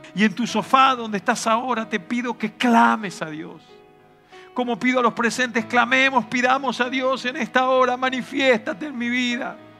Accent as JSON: {"language": "Spanish", "country": "Argentina", "also_born_or_lived": "Reus, Catalonia", "moved": "yes", "lives_now": "Spain", "said": "en Argentina vivimos de crisis en crisis"}